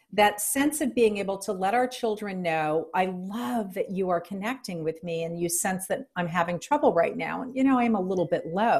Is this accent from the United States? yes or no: yes; New Orleans, Louisiana, United States; born or raised there